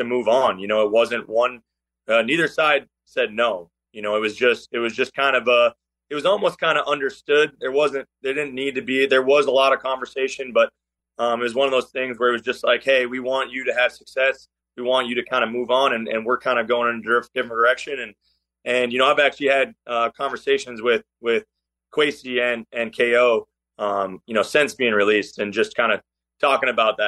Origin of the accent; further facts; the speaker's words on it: Minnesota, United States; moved away as an adult; now in Charlotte, United States; being born and raised in Minnesota